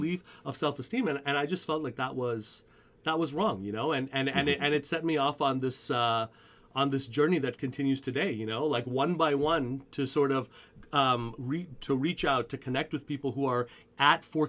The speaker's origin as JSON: {"language": "English", "town": "Montreal", "region": "Quebec", "country": "Canada", "tie": "born or raised there", "said": "I grew up in Montreal"}